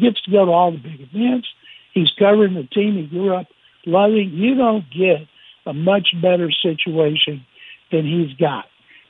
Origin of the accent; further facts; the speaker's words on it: Waco, Texas, United States; Waco, my hometown